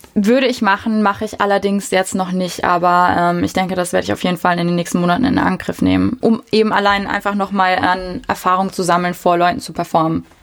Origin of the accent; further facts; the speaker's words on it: Wiesbaden, Hesse, Germany; Mein Heimatort, meine Wohlfühloase